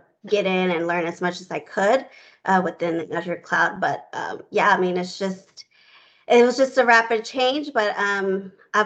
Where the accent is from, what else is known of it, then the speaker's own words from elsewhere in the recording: Houston, Texas, United States; I grew up in Houston, Texas.